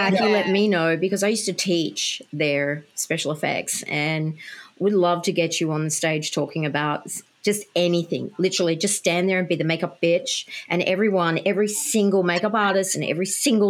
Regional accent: Australia; I'm an Australian

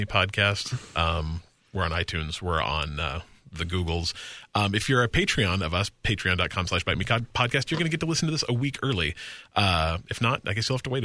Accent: Utah, United States; where I grew up in Utah, we had a place called the Nickel Arcade.

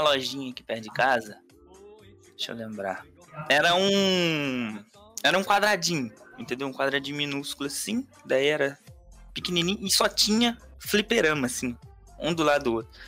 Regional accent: Minas Gerais, Brazil; eu sou de Minas Gerais

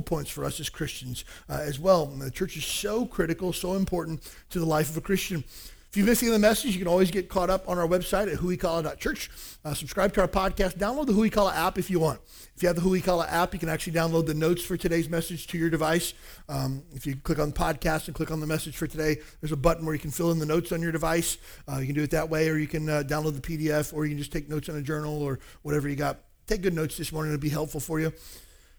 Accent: Kentucky, United States; moved away as an adult; now in Honolulu, United States; I grew up in Kentucky in a small town of about 4,000 people or so.

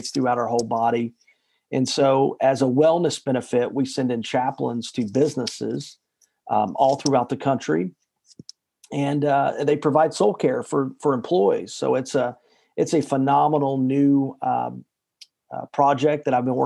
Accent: Chattanooga, Tennessee, United States; moved away as an adult; also born or lived in Nashville, Tennessee; I grew up in Chattanooga, Tennessee, which is just a kind of in the middle of the South.

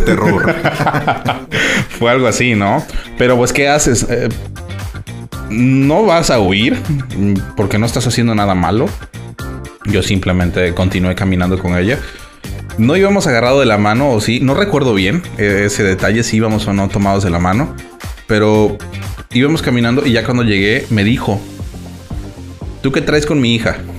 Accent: Mexico; somos mexicanos

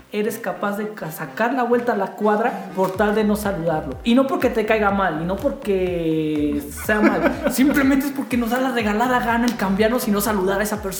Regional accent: San Luis Potosí, Mexico; Mira, nosotros somos de San Luis Potosí.

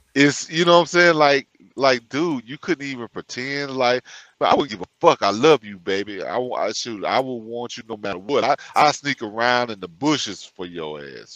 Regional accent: Louisiana, United States; born or raised there

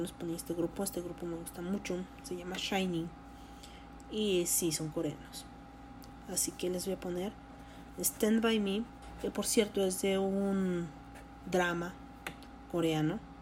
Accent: Mexico; como mexicana que soy

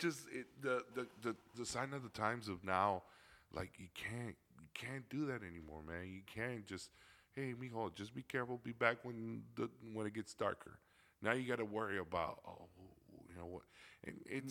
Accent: Chicago, Illinois, United States; I grew up in Little Village, over by 26th Street in Chicago.

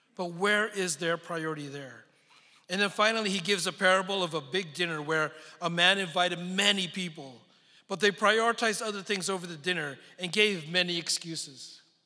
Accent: San Francisco Bay Area, California, United States; also born or lived in Philippines / Texas; now in Dallas, United States; I was born in the Philippines, but grew up in the San Francisco Bay Area

